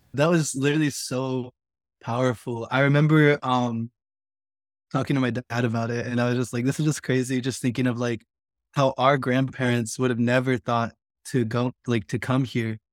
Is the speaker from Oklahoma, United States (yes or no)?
yes; Stilwell, Oklahoma, United States; I grew up on the Cherokee Reservation, more specifically Stillwell, Oklahoma, which is in northeast Oklahoma.